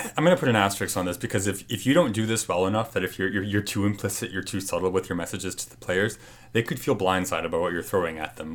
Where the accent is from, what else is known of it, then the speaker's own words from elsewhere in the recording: Canada; I'm Canadian who plays ice hockey